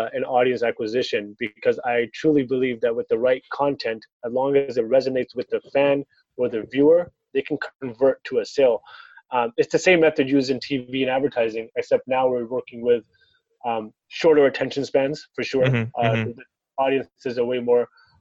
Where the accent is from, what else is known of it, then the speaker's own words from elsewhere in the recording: Toronto, Ontario, Canada; born and raised in Toronto, Gene and Weston